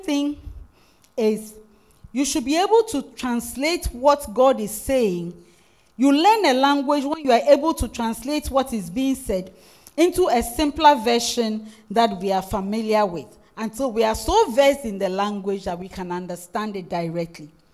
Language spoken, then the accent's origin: English; Winneba, Central Region, Ghana; English is a second language; I'm originally a Futu. I come from Winneba